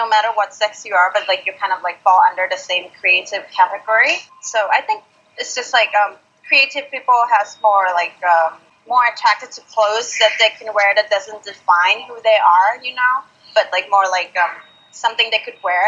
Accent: Thailand; now in Australia; growing up in Thailand

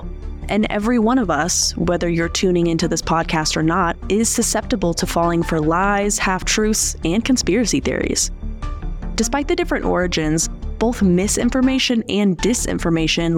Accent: Colorado, United States; I'm an artist and a journalist born and raised in Colorado

